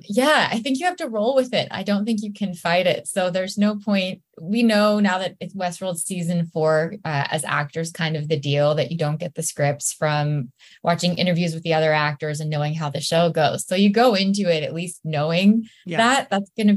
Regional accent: East Bay, San Francisco Bay Area, California, United States; now in Los Angeles, United States; I grew up in the East Bay in the Bay Area in San Francisco

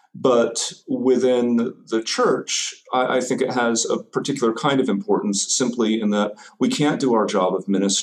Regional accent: North Carolina, United States; moved away as an adult; now in Indianapolis, United States; I grew up in North Carolina, but came to Indiana for college in the early 90s and stuck around

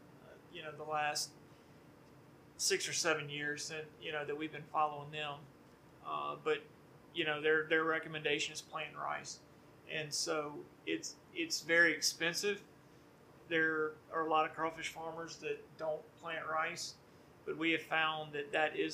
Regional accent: Baton Rouge, Louisiana, United States; I'm from Baton Rouge. I graduated from Dunham School in 1998

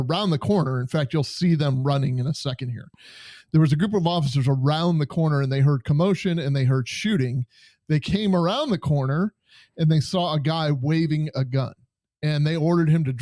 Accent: Western New York, United States; I'm from Western New York, so this is probably about 4 hours away, maybe 5 hours away from where I was born and raised

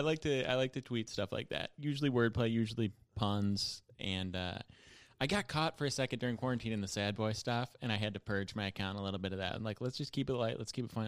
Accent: Buffalo, New York, United States; now in New York, United States; my hometown was, like, kind of slash is a center for the opioid crisis. Like, definitely more heroin addicts in Buffalo than most cities

